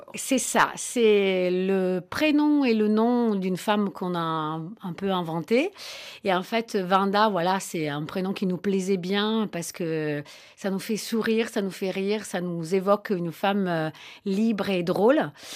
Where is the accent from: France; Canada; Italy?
Italy; Naples, Campania; moved away; Moi, je, viens de Naples, j'allais dans les fêtes des Tarentelles